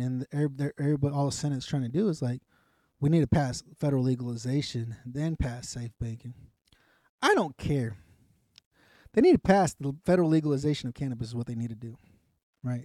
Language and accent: English; the South, United States; I'm from the South.